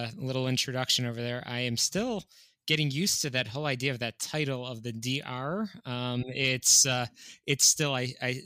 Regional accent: Skokie, Illinois, United States; also born or lived in northwestern suburbs of Chicago; I grew up in Skokie, Illinois. I was born and raised in what I would call a pretty classic, just Orthodox home

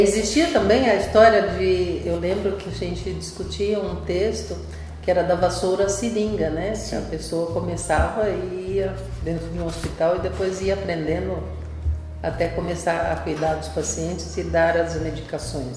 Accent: Ribeirão Preto, São Paulo, Brazil; eu sou lá do interior, de Ribeirão Preto

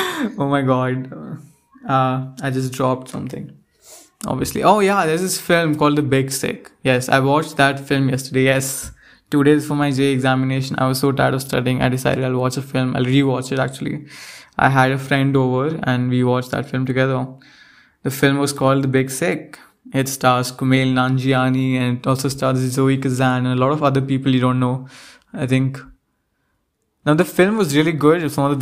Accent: India; now in United States; Even though I am obviously Indian, but then I came to the South and the place I went to, like, the students didn't like my accent at all.

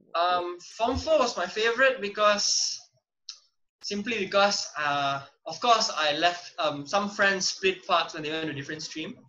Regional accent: Rawang, Selangor, Malaysia; also born or lived in Tamil Maha school area; I finished primary school in Rawang

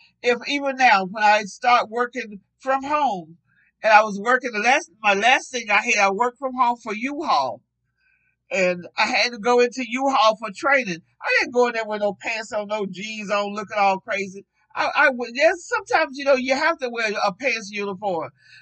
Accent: the Jim Crow South, United States; I grew up in a segregated country. I grew up in the Jim Crow country

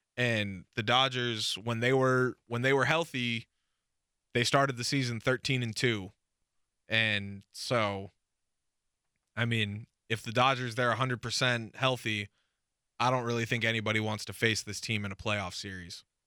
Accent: West Coast, United States; we grew up on the West Coast

